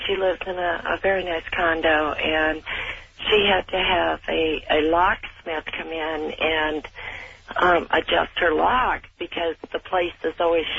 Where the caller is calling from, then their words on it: Sonoma County, California, United States; I'm calling from California, Sonoma County.